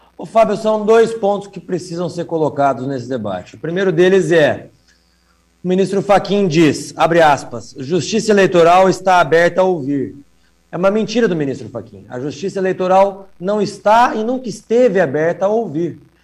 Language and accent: Portuguese; Paraná, Brazil; nós que somos aqui do Paraná